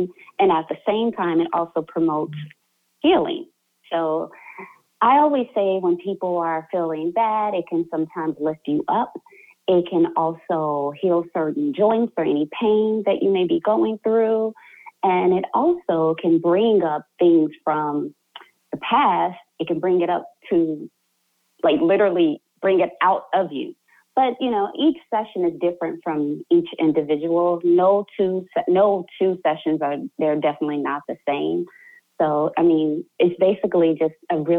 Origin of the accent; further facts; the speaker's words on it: Chicago, Illinois, United States; moved away as an adult; I'm actually from Chicago, Illinois, born and raised